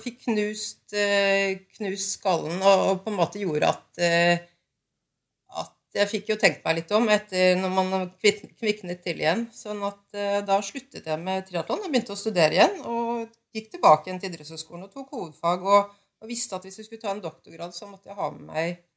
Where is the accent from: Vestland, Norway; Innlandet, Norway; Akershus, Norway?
Innlandet, Norway; Lillehammer; Jeg kommer fra Lillehammer